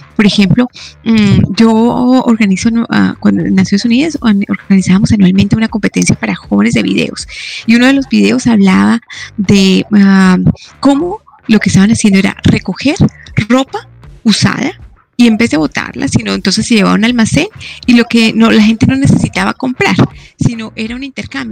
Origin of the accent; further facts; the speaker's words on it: Colombia; also born or lived in La Plata, Argentina; yo soy colombiana